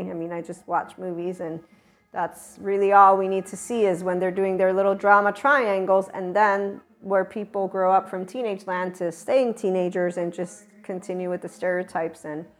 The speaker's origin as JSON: {"language": "English", "town": "Naples", "region": "Campania", "country": "Italy", "also_born_or_lived": "United States", "said": "I'm not only Neapolitan. I'm not only American. I'm not only Italian. In fact, I'm definitely a Southerner. And right here is where I claim my heart. It's a Neapolitan heart."}